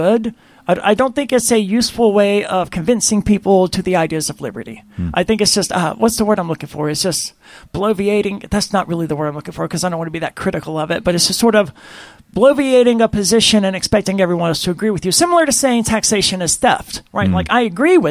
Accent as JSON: {"language": "English", "region": "Mississippi", "country": "United States", "tie": "born or raised there", "said": "I'm from the South, from the state of Mississippi"}